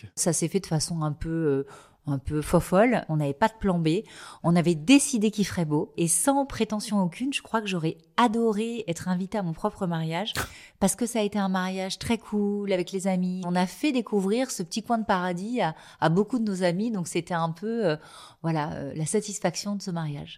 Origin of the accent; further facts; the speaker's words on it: Les Sables-d'Olonne, Pays de la Loire, France; j'ai grandi en Vendée, au Sable d'Olonne